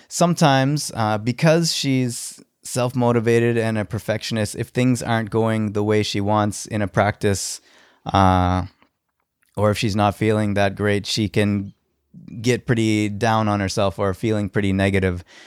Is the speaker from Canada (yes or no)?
yes; Halifax, Nova Scotia, Canada; I'm from Halifax